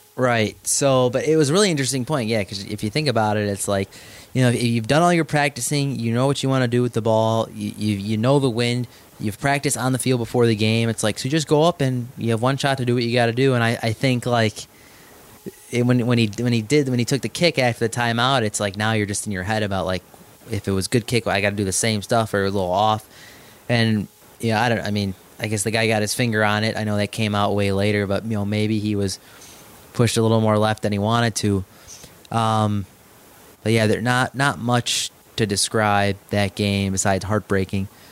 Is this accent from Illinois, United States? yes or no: yes; Chicago, Illinois, United States; I'm from Chicago.